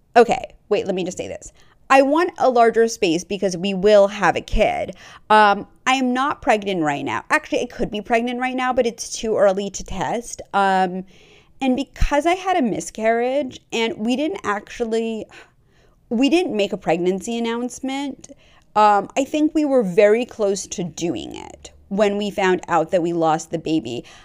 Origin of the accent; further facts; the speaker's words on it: New York, United States; I grew up on the East Coast. I grew up in New York